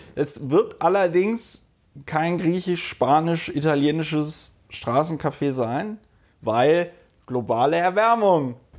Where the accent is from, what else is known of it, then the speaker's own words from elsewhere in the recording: Germany; now in Berlin, Germany; im äh, Rheinland, wo ich aufgewachsen bin